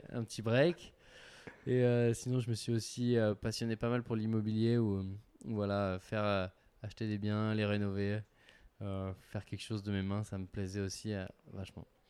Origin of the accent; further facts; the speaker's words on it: Gap, Provence-Alpes-Côte d'Azur, France; now in Annecy, France; j'habite à Annecy, mais je suis originaire de Gap dans les Alpes du Sud où j'ai passé la plus grosse partie euh, de mon enfance, de mon adolescence